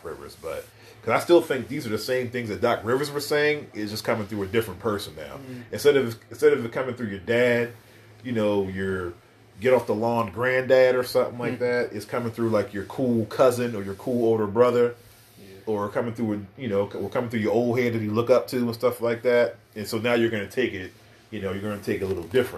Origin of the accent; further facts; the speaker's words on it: New York, United States; accent: New York; my New York accent